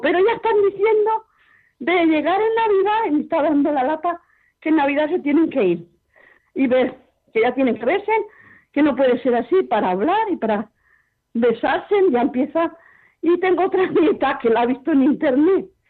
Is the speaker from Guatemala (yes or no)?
no; Valencia, Valencian Community, Spain; soy de Valencia